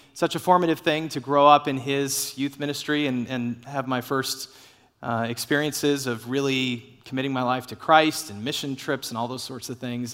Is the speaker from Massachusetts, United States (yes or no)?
no; Dallas, Texas, United States; I grew up in the Dallas area